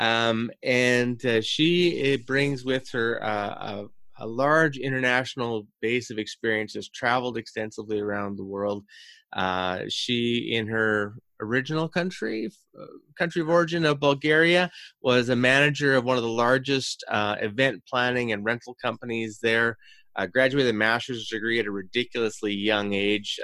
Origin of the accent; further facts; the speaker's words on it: Canada; being a Canadian, born and raised